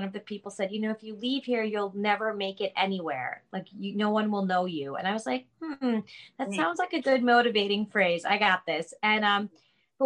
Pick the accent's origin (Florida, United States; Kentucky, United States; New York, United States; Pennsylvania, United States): New York, United States; Long Island; we're from Long Island